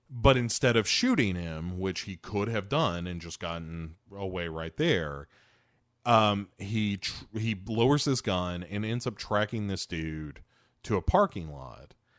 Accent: United States; I'm an American

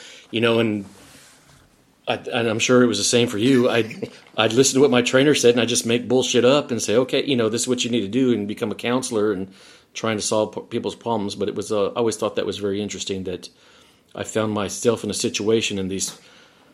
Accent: San Antonio, Texas, United States; now in Dallas, United States; where I grew up in San Antonio

